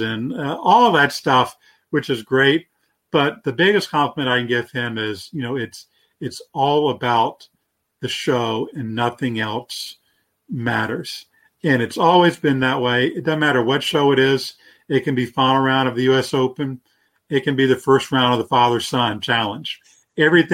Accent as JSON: {"language": "English", "region": "North Carolina", "country": "United States", "said": "I'm from North Carolina"}